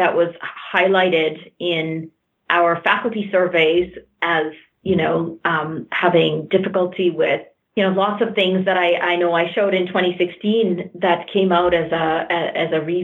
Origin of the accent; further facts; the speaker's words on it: Canada; I'm Canadian, but my family came from India